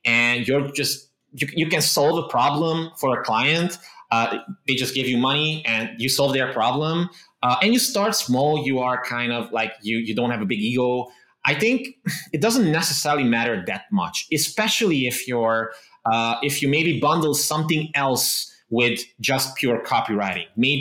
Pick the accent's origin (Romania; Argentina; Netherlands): Romania; Transylvania; English is a second language; I was basically born and raised in the Transylvania region of Romania.